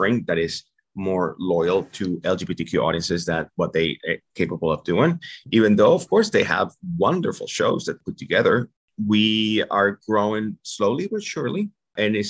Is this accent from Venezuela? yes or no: yes; Venezuela; English is a second language; moved away as an adult; also born or lived in New York; now in United States